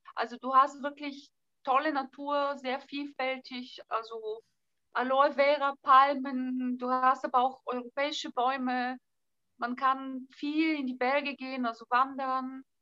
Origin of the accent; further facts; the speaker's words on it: Southern Bulgaria, Bulgaria; first language Bulgarian; German is a second language; now in Berlin, Germany; ich komme aus Südbulgarien, bei uns ist Mittelmeerklima